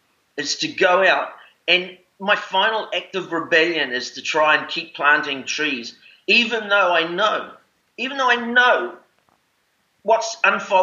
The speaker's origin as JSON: {"language": "English", "region": "Auckland", "country": "New Zealand", "tie": "born or raised there", "said": "I was born in Auckland City, and I live on this beautiful island just outside of Auckland"}